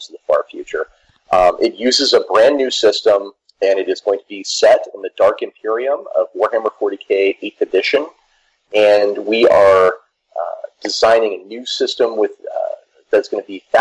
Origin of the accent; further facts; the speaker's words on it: United States; I'm American